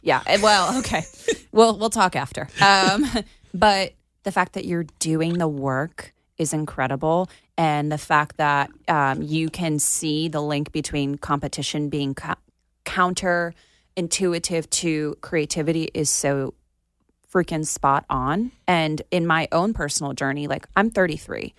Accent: Plantation, Florida, United States; my hometown in Plantation

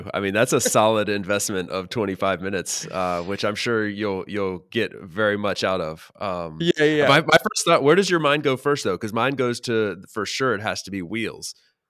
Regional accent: North Carolina, United States; The city that I grew up in North Carolina

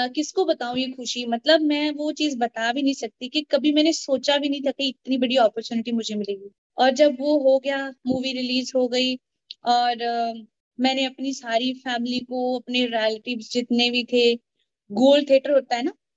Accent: Jammu and Kashmir, India; now in Chandigarh, India; मैं जम्मू कश्मीर से हूँ मैं जम्मू से बिलोंग

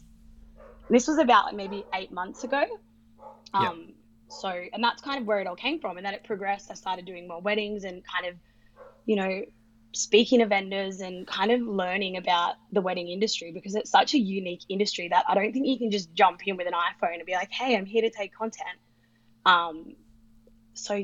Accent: Sydney, New South Wales, Australia; I'm 29 and from Sydney.

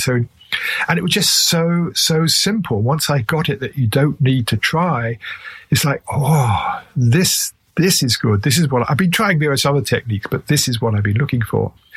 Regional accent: England, United Kingdom; accent: English; my English accent

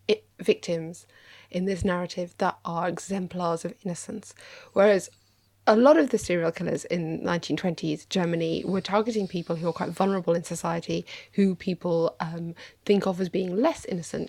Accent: United Kingdom; I'm British

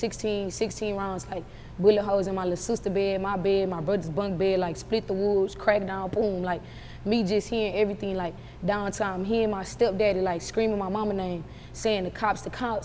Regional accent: United States; I'm actually from Magnolia

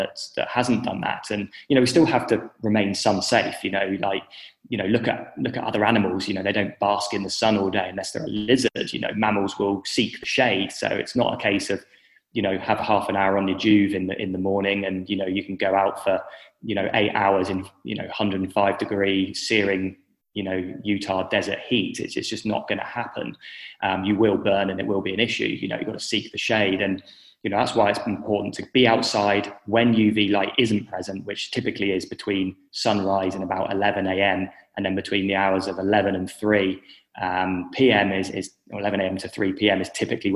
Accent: England, United Kingdom; moved away as an adult; now in Western Australia, Australia; I'm obviously from the United Kingdom, from England, but I'm living in Western Australia

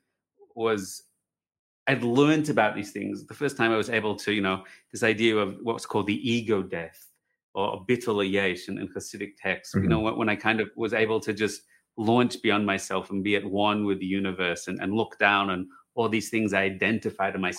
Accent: Australia; moved away as an adult; now in Jerusalem, Israel; I'm Australian

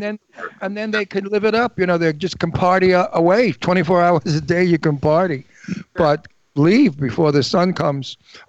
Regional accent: New York City, New York, United States; moved away as an adult; now in Palm Springs, United States; I'm a native New Yorker. You know, I was born in Brooklyn, New York, and I lived in New York the majority of my life, and I miss it so. I love California. I love Palm Springs, but I'll always be a New Yorker in my heart.

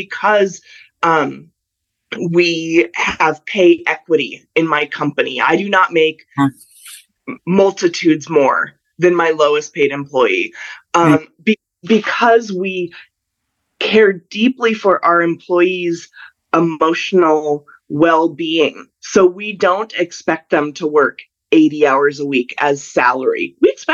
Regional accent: Colorado, United States; now in Southern California, United States; I grew up in Colorado

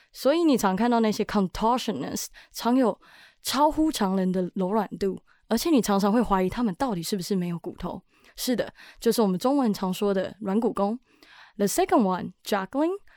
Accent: Taiwan; 我在台湾戏曲学院民俗记忆系从国小一路读到高中

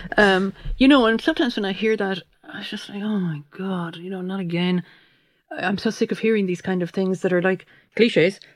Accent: Limerick, Munster, Ireland; I'm from Limerick City, and my father was from Clare

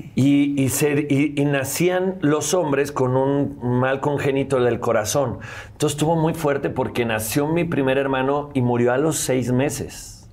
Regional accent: León, Guanajuato, Mexico; also born or lived in San Luis de la Paz, Guanajuato; yo soy de León, Guanajuato

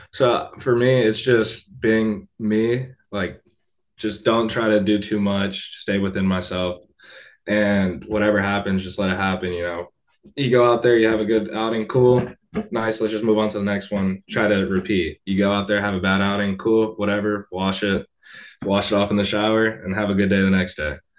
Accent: Tampa, Florida, United States; Tampa. That's where I was born.

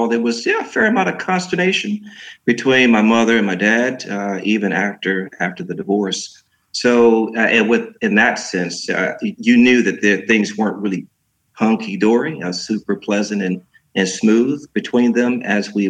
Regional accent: Detroit, Michigan, United States; moved away as an adult; also born or lived in New York City / Chicago / San Diego / Norway; I am born and raised in Detroit, Michigan.

